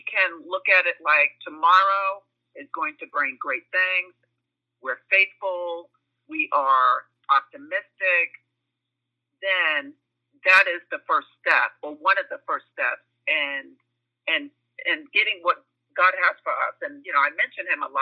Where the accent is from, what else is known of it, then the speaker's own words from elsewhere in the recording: Glen Cove, New York, United States; moved away as an adult; now in Charlotte, United States; I am from Long Island, New York, a town called Glen Cove on the North Shore